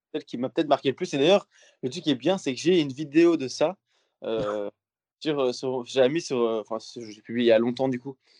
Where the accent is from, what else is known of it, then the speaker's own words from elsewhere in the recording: Belgium; je suis belge